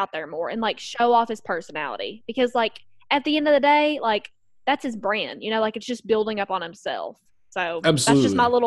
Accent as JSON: {"language": "English", "region": "Kentucky", "country": "United States", "said": "my home state of Kentucky"}